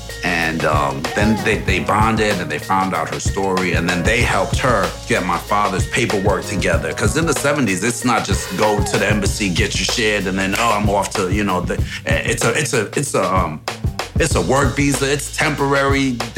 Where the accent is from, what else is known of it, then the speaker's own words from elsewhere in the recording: Saint Andrew, Jamaica; In Kingston, Jamaica. I'm from Jamaica, St. Andrews. My father was a jeweler.